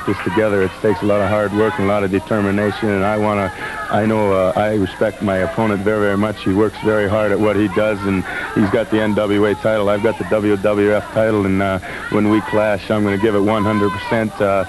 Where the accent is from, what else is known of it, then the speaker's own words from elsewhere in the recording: Minnesota, United States; Because we're from Minnesota, because we both have great amateur backgrounds, has nothing to do with it.